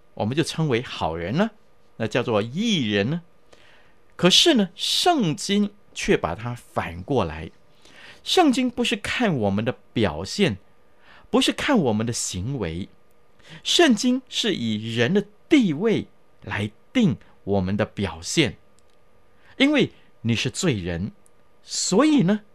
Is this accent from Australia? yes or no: no; China; 我们中国人的思想